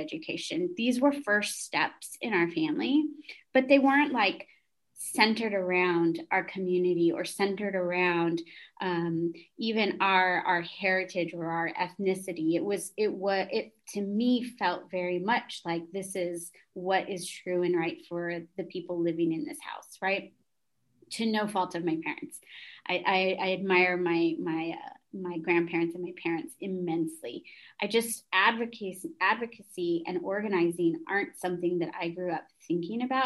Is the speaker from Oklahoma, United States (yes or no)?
no; San Antonio, Texas, United States; also born or lived in Lubbock; I was born and raised in San Antonio